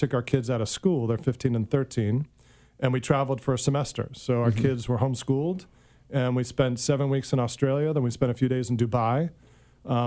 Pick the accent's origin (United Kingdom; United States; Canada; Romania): United States; New York; moved away as an adult; also born or lived in New Jersey; now in San Diego, United States; I was born in New York, lived most of my life up until about 5 years ago in the New York, New Jersey area.